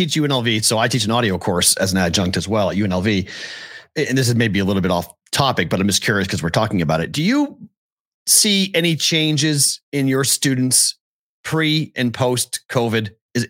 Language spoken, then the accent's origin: English; Massachusetts, United States; moved away; I'm from Massachusetts.